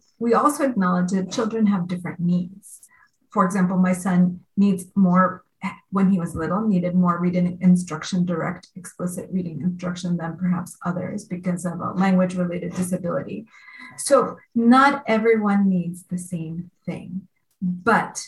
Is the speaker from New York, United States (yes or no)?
yes; New York City, New York, United States; I grew up in New York in the 70s and 80s